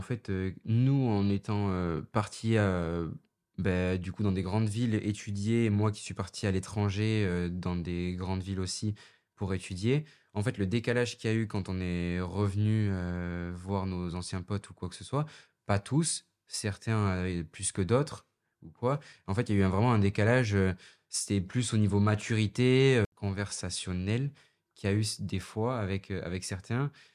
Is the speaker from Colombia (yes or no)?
no; Dax, Nouvelle-Aquitaine, France; born or raised there; moved away as an adult